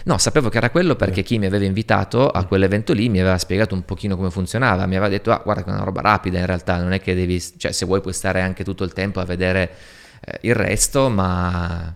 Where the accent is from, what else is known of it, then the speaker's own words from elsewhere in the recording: Turin, Piedmont, Italy; moved away; also born or lived in Moscow; Torino, la mia città natale